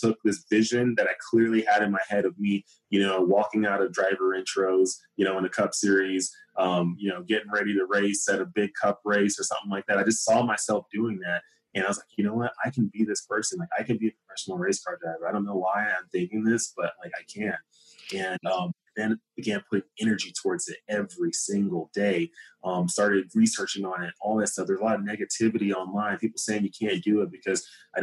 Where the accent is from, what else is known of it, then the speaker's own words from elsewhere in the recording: Dallas, Texas, United States; Growing up in Dallas, Texas, where I'm from